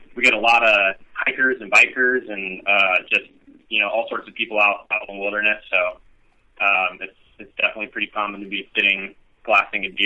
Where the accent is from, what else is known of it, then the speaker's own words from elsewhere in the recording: Northern California, United States; also born or lived in East Coast; now in San Diego, United States; grew up mostly in Northern California. I was born on the East Coast